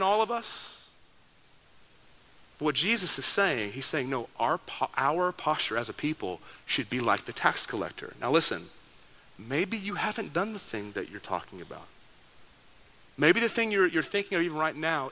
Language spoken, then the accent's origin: English; Dallas, Texas, United States; I grew up in Dallas, Texas